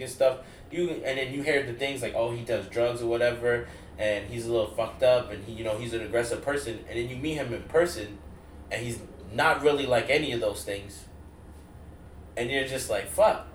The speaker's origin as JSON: {"language": "English", "region": "New York", "country": "United States", "said": "we're from New York"}